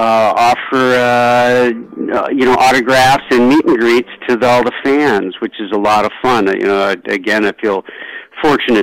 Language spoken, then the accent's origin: English; Baltimore, Maryland, United States; also born or lived in New York; now in California, United States; I'm from Baltimore originally